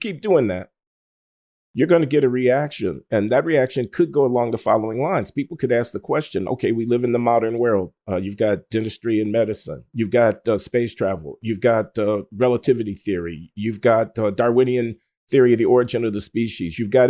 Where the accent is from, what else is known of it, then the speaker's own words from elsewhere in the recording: United States; first language English; I'm an American. But my father, my grandfather, my great-grandfather, my great-great-grandfather were born right here in North America. The only language I know is English. I studied a little German.